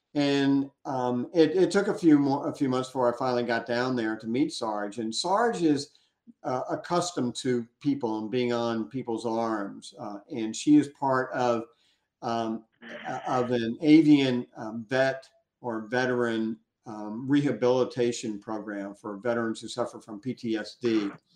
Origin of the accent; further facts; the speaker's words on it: Gulf of Mexico, Gulf Coast, United States; I grew up on the Gulf of Mexico